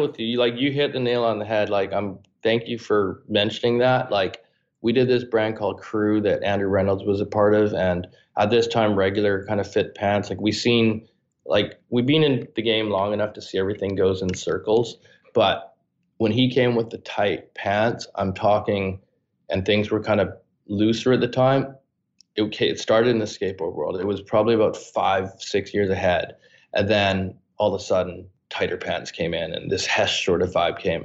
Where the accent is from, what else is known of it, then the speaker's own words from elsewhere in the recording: Canada; I'm this kid from Canada.